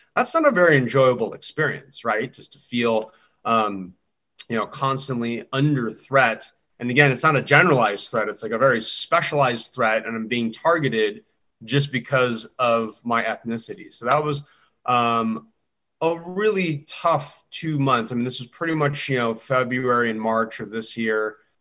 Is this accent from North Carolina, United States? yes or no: no; Southern California, United States; growing up in Southern California